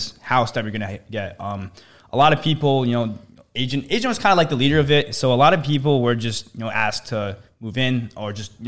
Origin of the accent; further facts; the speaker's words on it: Detroit, Michigan, United States; moved away as an adult; Born in Michigan. I just moved here, like, beginning of the year. I've lived in Michigan my whole life before that.